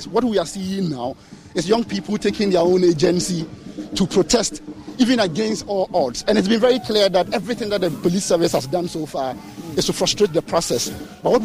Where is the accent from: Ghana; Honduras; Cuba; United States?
Ghana; I'm a Ghanaian. I'm a citizen